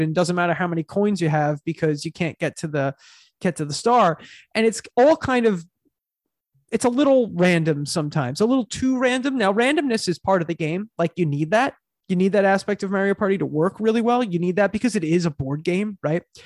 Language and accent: English; Long Island, New York, United States; we're from Long Island